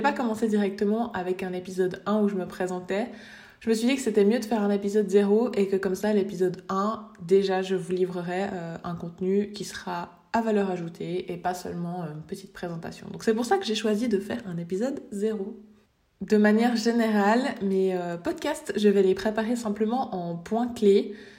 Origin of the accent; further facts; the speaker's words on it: Switzerland; je viens de Suisse